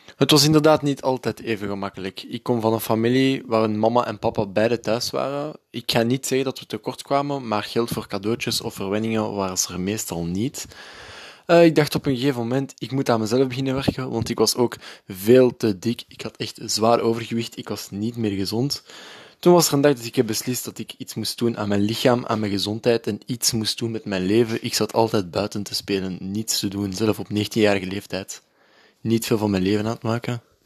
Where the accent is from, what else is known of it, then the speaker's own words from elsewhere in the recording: Breda, North Brabant, Netherlands; ik ben geboren in Breda